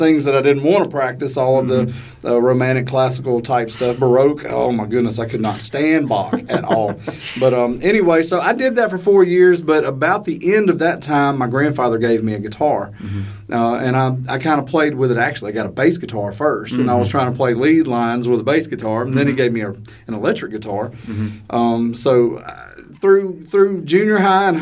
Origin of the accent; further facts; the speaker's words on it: Vicksburg, Mississippi, United States; I grew up in Vicksburg. I've been in Vicksburg almost my entire life